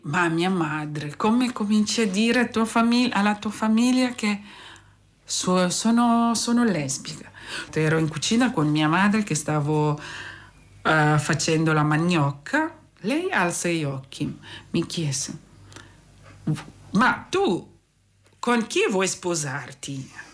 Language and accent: Italian; Centre, Cameroon; Italian is a second language; moved away as an adult; now in Imola, Italy; Vengo dal Camerun e sono in Italia da dieci anni.